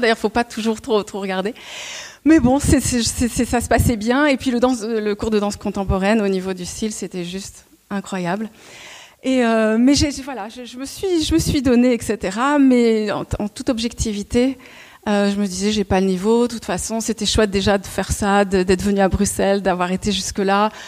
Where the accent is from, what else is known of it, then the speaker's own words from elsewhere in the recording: Montreuil, Île-de-France, France; je suis née à Montreuil